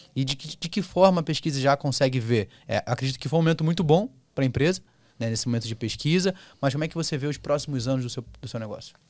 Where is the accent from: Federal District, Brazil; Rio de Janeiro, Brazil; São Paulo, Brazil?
Rio de Janeiro, Brazil; eu sou carioca